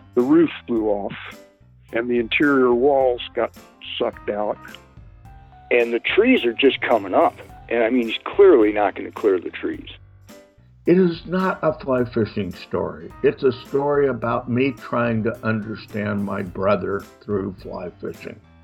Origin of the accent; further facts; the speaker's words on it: South Alabama, United States; I grew up in South Alabama.